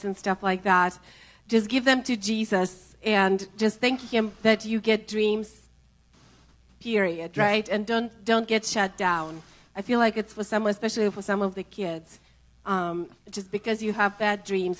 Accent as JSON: {"language": "English", "country": "Russia", "accent": "Russian", "second_language": "English", "said": "My Russian accent"}